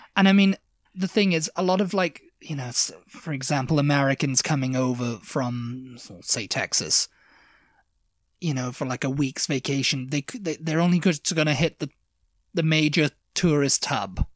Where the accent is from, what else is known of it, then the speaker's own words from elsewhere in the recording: Devon, South West England, United Kingdom; moved away; I'm from Devon